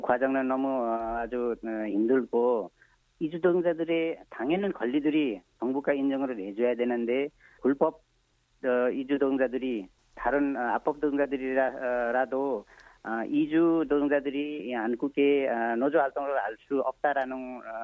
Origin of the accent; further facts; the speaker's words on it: eastern Nepal, Nepal; Korean is a second language; now in South Korea; 저는 어, 네팔 어, 동쪽에 고땅이라는 어, 지역에 내 고향이고요. 네. 네 거기서 왔습니다.